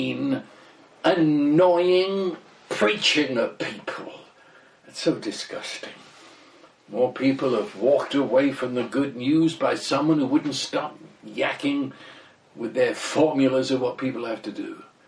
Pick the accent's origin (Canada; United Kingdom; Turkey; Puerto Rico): United Kingdom; England; the fact I'm British and my wife comes from Cuba